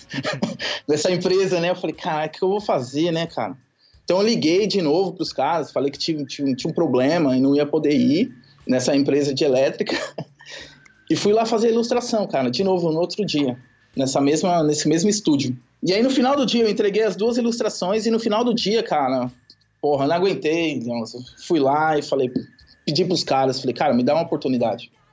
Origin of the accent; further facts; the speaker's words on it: Santo André, São Paulo, Brazil; moved away as an adult; also born or lived in São Mateus, São Paulo / Brasília; Sou de Santo André